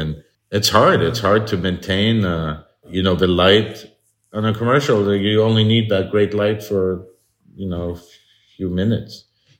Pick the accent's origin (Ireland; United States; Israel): United States; Midwest; and I grew up in the Midwest